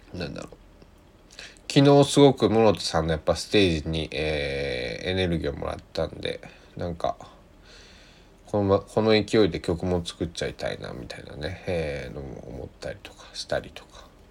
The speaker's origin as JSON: {"language": "Japanese", "region": "Kochi", "country": "Japan", "tie": "born or raised there", "said": "地元の高知"}